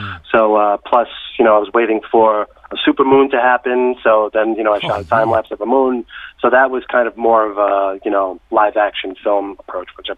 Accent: New York City, New York, United States; also born or lived in Brooklyn; I'm a native New Yorker. I grew up in the Bronx

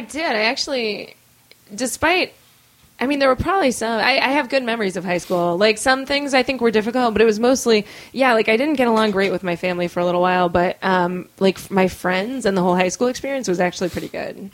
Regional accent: Massachusetts, United States; also born or lived in California / Florida / Chelmsford / Brookline; I was born in California. If we want to go way back, and then my mom moved to Florida and then they both moved to Massachusetts

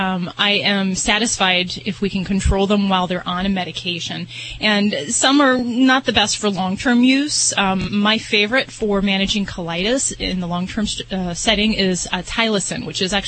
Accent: Indiana, United States; moved away; From my old neck in the woods. Well, Indiana

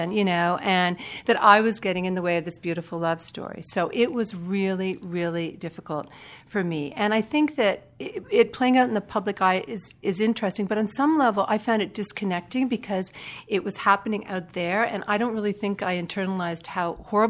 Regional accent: Canada; I'm Canadian.

